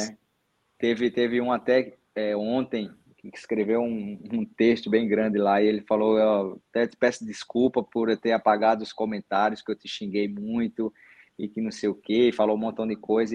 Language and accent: Portuguese; Paraíba, Brazil; sou daqui, sou da Paraíba, vim de família pobre